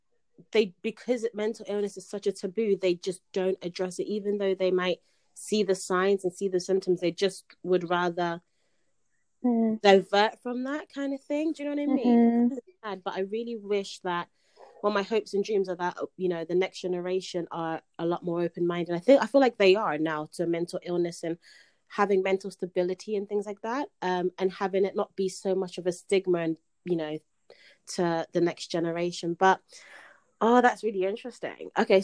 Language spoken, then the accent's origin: English; United Kingdom; I'm not from America